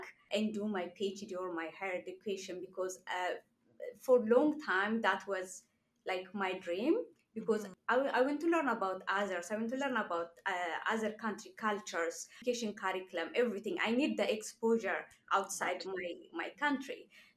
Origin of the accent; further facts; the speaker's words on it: Ethiopia; moved away as an adult; now in Canada; I'm from Ethiopia.